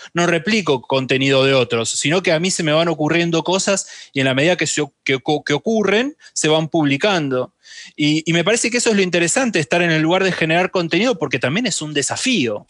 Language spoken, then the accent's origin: Spanish; Argentina; la Argentina, que es donde, de donde soy, donde vivo y todo